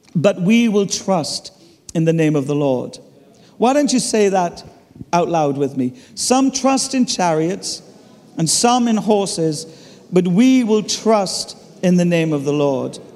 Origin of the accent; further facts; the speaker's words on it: Ireland; I'm Irish